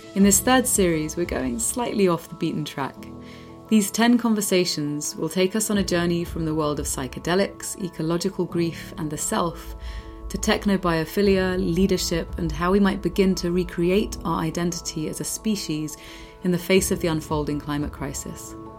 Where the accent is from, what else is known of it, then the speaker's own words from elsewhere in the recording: East Anglia, East of England, United Kingdom; moved away as an adult; also born or lived in London; now in Spain; I was born in London, grew up in East Anglia, moved back to London, and then moved back out. Well, moved to Spain